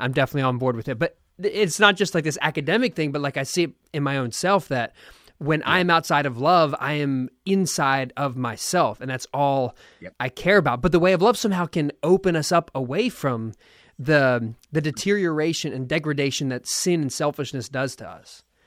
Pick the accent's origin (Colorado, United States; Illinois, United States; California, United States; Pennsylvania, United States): Pennsylvania, United States; Philadelphia; now in Austin, United States; I was born in Philadelphia